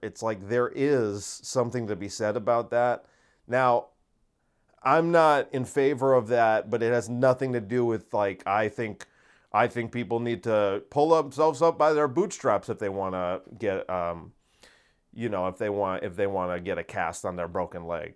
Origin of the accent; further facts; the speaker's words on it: United States; Americans aren't responsible for the actions of our government.